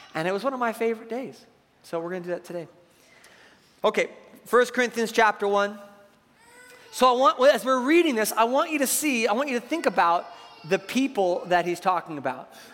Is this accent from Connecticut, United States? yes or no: no; Seattle, Washington, United States; I grew up in Seattle